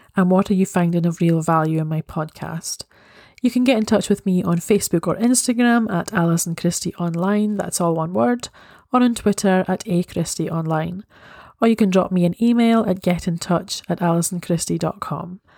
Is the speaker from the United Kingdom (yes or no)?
yes; Scotland, United Kingdom; I am Scottish